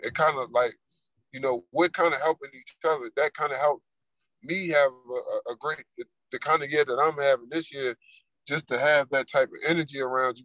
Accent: Baltimore, Maryland, United States; moved away; I come from East Baltimore, Maryland

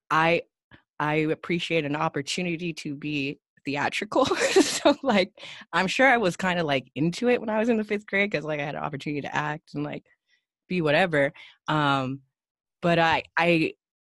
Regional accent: Bay Area, California, United States; now in Los Angeles, United States; This was in the Bay Area

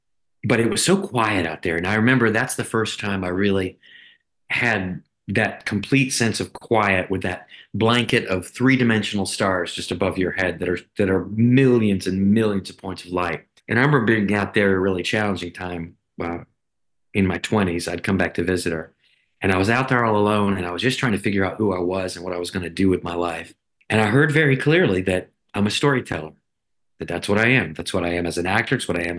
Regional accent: Sanford, North Carolina, United States; I spent a lot of my childhood growing up near Raleigh, near Sanford, North Carolina, on my grandma's farm. It was a 40-acre farm.

